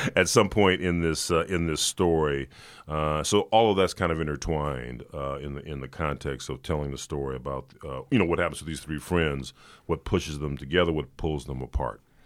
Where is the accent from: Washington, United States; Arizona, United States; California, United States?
California, United States; Los Angeles; I grew up in South Central